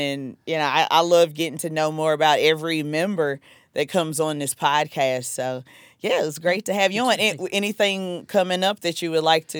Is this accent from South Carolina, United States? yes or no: yes; South Carolina, United States; accent: Southern; now in Fort Lee, United States